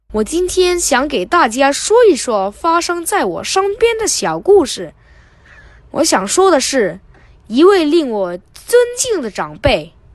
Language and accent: Chinese; Hong Kong; 今年十一岁，我在香港英华小学上六年级